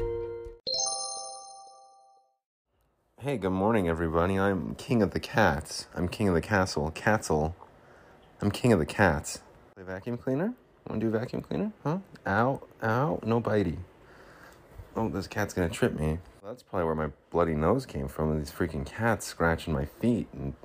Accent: Salt Lake City, Utah, United States; my hometown, Salt Lake City

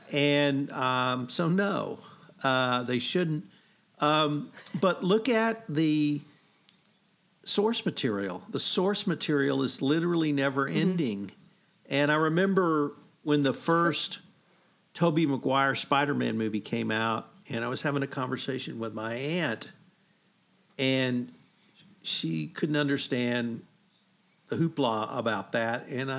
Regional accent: Canada; I'm Canadian.

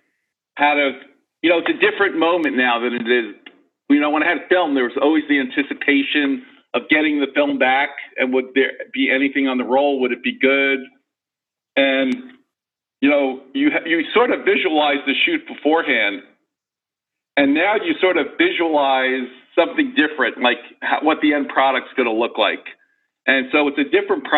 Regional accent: New York, United States; moved away as an adult; also born or lived in San Francisco; I grew up in New York, so I moved to San Francisco.

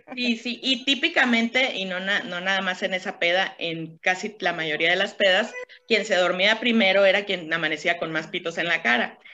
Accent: Caborca, Sonora, Mexico; moved away; yo también soy de Caborca

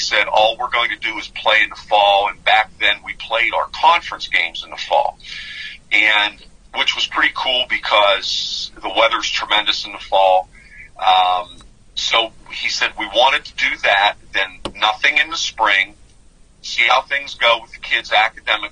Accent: Greensburg, Pennsylvania, United States; I grew up in the Greensburg area

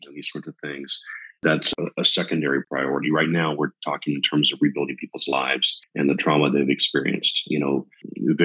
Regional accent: United States; moved away as an adult; now in Kyiv, Ukraine; as an American

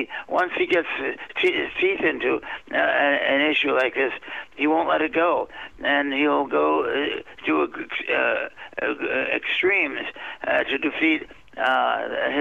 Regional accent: Washington, District of Columbia, United States; I've been born and raised in, I've been raised in Washington, D.C.

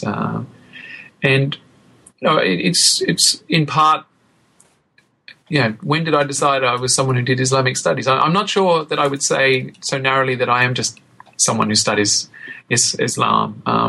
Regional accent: Australia; And growing up in Australia, Indonesia and Indonesian seemed like a logical subject to study

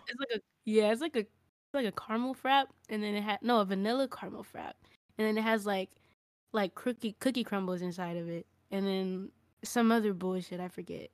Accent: Los Angeles, California, United States; moved away; also born or lived in Las Vegas, Nevada; I was born not born here, but I was raised up here in Koreatown, Los Angeles

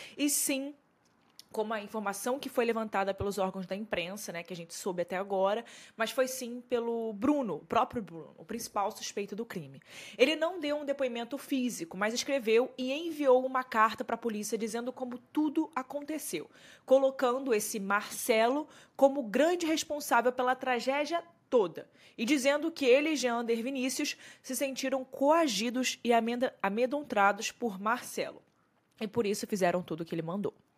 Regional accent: Rio de Janeiro, Brazil; Eu sou do Rio

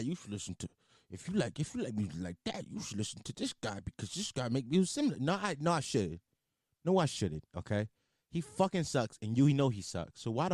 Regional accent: Philadelphia, Pennsylvania, United States; Also, they called me … because I'm from Philly.

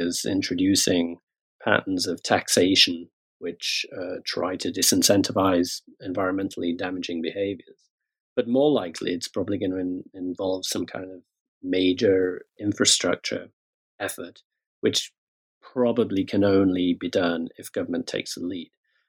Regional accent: United Kingdom; At the same time, I'm British. I work in Britain, spend a lot of time in the United States as well.

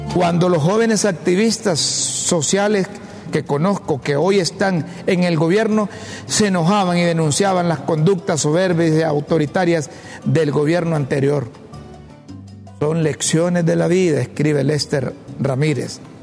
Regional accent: Honduras; como hondureño

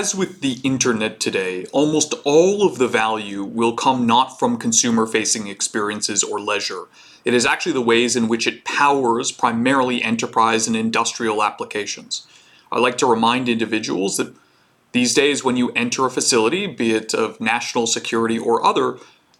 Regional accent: Canada; I'm Canadian

